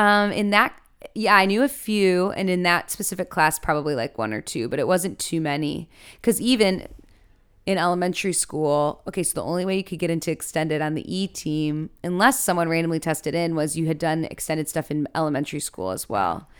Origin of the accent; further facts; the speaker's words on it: Chicago, Illinois, United States; I'm from Chicago, Illinois